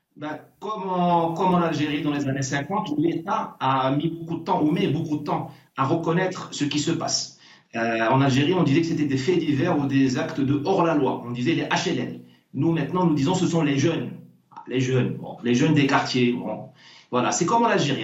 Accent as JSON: {"language": "French", "country": "Morocco", "tie": "born or raised there", "moved": "yes", "lives_now": "France", "said": "moi, je suis né au Maroc. Je me considère comme marocain"}